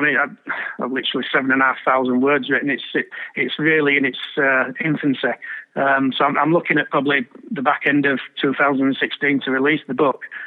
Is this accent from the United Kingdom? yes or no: yes; Bradford, Yorkshire and the Humber, United Kingdom; my hometown club and being there week in week out with my dad